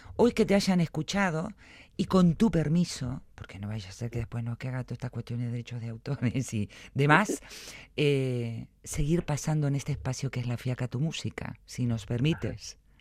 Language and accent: Spanish; Buenos Aires, Argentina; now in Vitoria, Spain; Yo ya me siento mitad porteña y mitad vitoriana